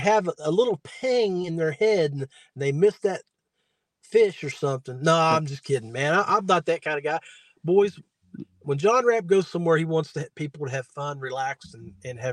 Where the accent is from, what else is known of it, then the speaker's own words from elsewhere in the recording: West Virginia, United States; I'm from West Virginia